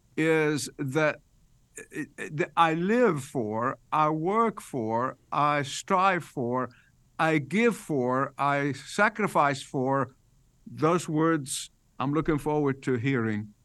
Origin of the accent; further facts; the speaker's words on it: Egypt; moved away as an adult; I was born in Egypt. I lived there the first eighteen years of my life